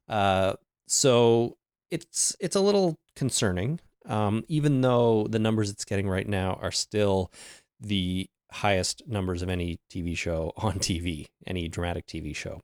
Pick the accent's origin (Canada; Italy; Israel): Canada; celebrate Canadian Thanksgiving because we're Canadian